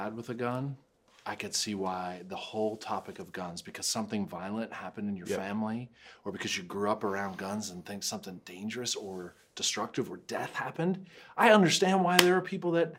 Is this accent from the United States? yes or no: yes; United States; I'm an American citizen